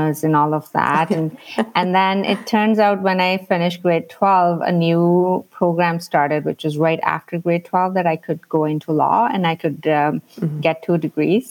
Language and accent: English; India; moved away as an adult; now in Canada; I grew up in India, so I think my upbringing was slightly different.